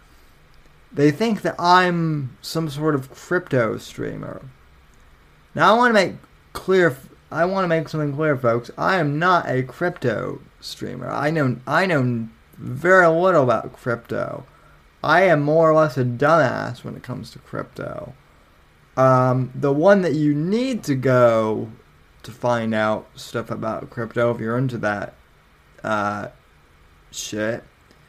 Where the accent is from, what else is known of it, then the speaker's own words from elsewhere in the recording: Colorado, United States; now in Florida, United States; I'm from Colorado